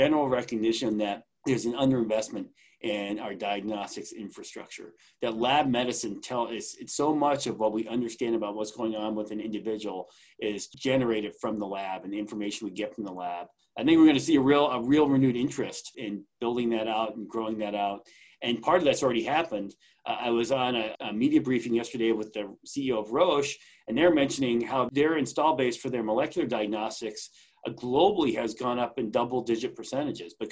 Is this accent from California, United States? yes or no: no; Long Island, New York, United States; I grew up on Long Island.